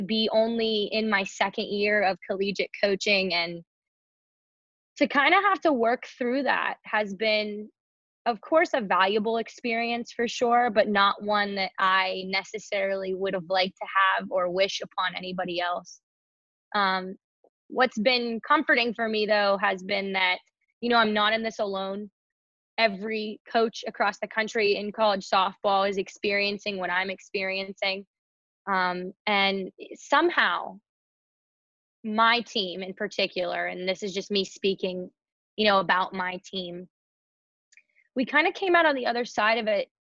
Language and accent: English; Pittsburgh, Pennsylvania, United States; moved away as an adult; now in New York, United States; I'm from Pittsburgh, PA